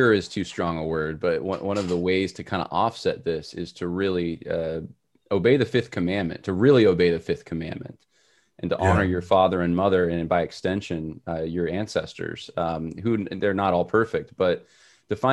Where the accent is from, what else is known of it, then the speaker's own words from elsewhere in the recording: Los Angeles, California, United States; I was born in Los Angeles